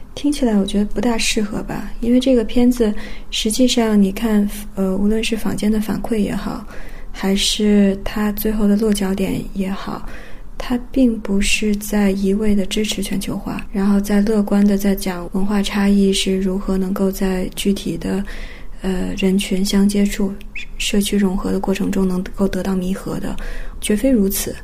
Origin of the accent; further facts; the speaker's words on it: China; 我十三岁的我，从中国来